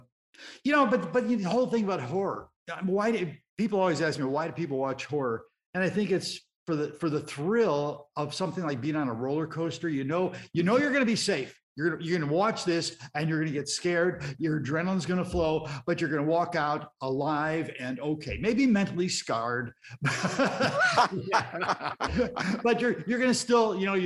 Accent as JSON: {"language": "English", "town": "Chicago", "region": "Illinois", "country": "United States", "tie": "born or raised there", "said": "I grew up in Chicago in the south side of the city, in an area called Gage Park"}